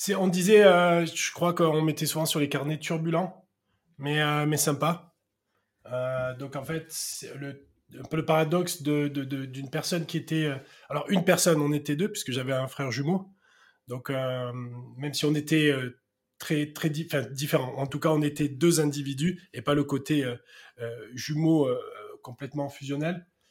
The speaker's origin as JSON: {"language": "French", "area": "Marseille", "region": "Provence-Alpes-Côte d'Azur", "country": "France", "tie": "born or raised there", "accent": "south-east", "said": "Je suis né à Marseille et, et euh, très rapidement, je suis allé avec ma famille habiter dans un petit village à côté de Marseille."}